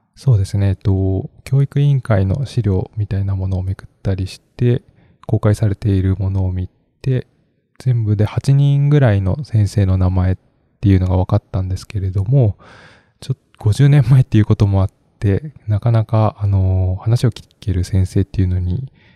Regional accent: Kobe, Hyogo, Japan; 私がそもそも神戸、関西の出身っていうこともあったので、まあ、返還っていう言葉ばかり聞いて育った

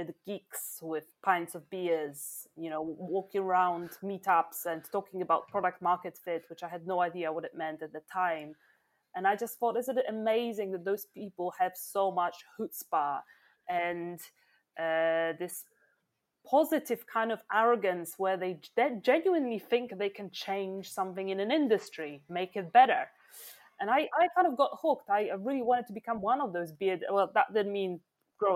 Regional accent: Krakow, Lesser Poland, Poland; now in London, United Kingdom; I was born in Krakow

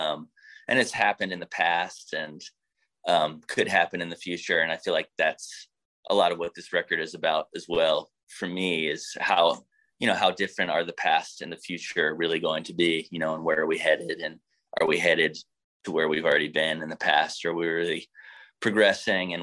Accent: United States; coming from America, being American, what it means these days to be a band from the United States of America

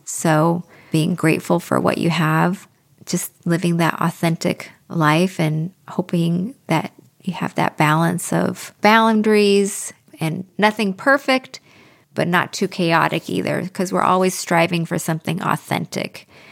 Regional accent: Pacific Northwest, United States; I'm from the Pacific Northwest, which has a very big Scandinavian community

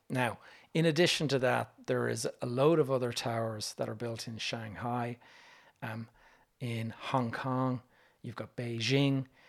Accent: Dublin, Leinster, Ireland; When you're a young Irish kid and you're used to walking around the streets of Dublin

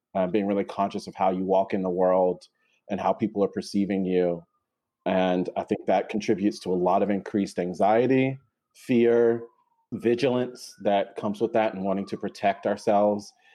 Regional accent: North Carolina, United States; moved away as an adult; now in New York City, United States; I live in New York City and I'm originally from North Carolina. I moved to New York City for graduate school about 10 years ago

